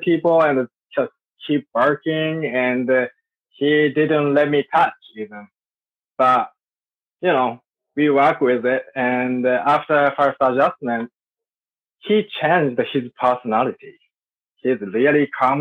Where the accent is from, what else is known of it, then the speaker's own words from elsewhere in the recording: Sapporo, Hokkaido, Japan; I'm from Japan, Sapporo. That's my hometown. I was born there.